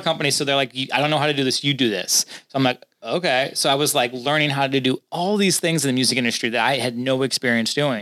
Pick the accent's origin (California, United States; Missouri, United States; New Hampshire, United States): Missouri, United States; St. Louis; moved away as an adult; I'm from St. Louis.